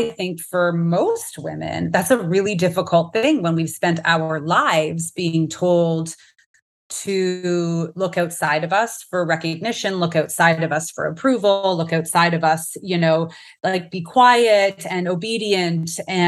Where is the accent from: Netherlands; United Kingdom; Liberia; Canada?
Canada; now in Phoenix, United States; I am a Canadian, but also American now. I live in the US. In the Phoenix area, but Canada is my heart for sure.